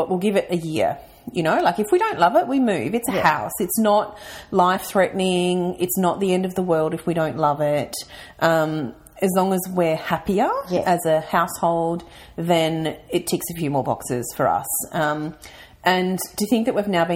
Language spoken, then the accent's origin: English; Mildura, Victoria, Australia; also born or lived in Melbourne; now in Ballarat, Australia; I am a country girl. So I'm originally from Mildura